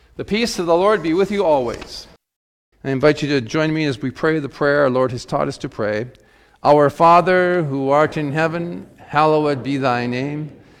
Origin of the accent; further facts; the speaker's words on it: Webster, South Dakota, United States; I grew up in Webster, South Dakota